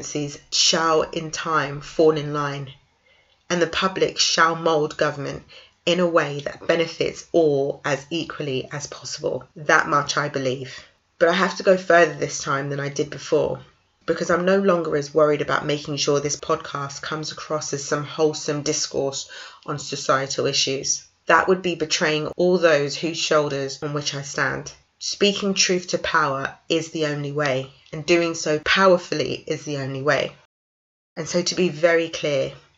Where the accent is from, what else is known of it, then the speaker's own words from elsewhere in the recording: London, United Kingdom; I'm from North London